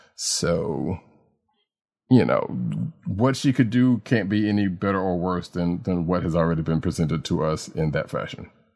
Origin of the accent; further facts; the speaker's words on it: the South, Southern United States, United States; a Southerner born and raised